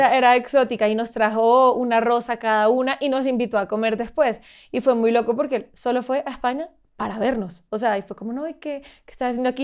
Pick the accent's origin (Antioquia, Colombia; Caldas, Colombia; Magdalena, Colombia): Magdalena, Colombia; Santa Marta; yo soy de Santa Marta, como te contaba, y allá hay mucha naturaleza, está el Parque Tayrona, está el mar, y yo como que siempre crecí con esa conciencia del medio ambiente